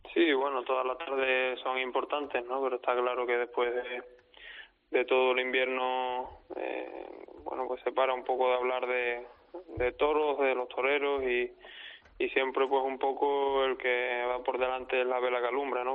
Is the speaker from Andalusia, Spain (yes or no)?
no; Olivenza, Extremadura, Spain; mi tierra